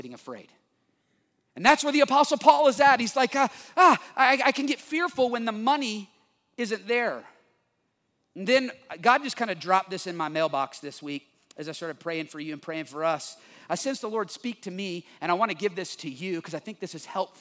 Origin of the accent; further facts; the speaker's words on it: United States; also born or lived in Texas; I'm from Oklahoma and Texas